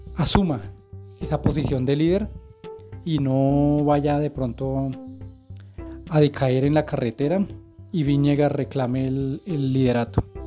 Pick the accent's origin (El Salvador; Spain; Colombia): Colombia; Bogotá; uno como colombiano, como bogotano